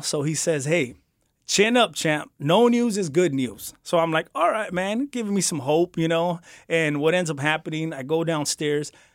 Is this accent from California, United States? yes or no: yes; Santa Ana, California, United States; I grew up in Santa Ana, the beautiful city of Santa Ana